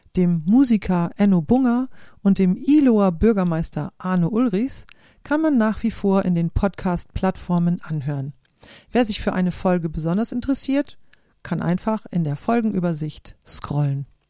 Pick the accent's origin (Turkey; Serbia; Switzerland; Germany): Germany; Klostermoor, Lower Saxony; moved away as an adult; Aufgewachsen bin ich in Klostermoor im Landkreis Lea